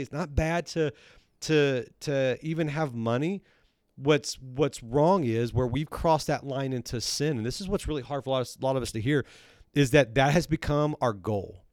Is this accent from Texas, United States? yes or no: yes; Texas, United States; also born or lived in Missouri; now in Centerville, United States; I grew up in Texas